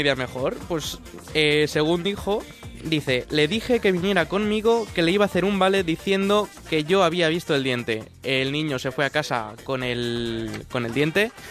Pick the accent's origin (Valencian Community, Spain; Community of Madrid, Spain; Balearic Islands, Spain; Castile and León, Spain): Valencian Community, Spain; Valencia; yo soy de Valencia